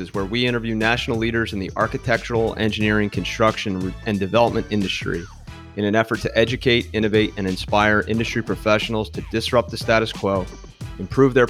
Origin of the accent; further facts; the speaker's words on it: New Jersey, United States; we grew up in South Jersey together, swimming for Jersey Wahoos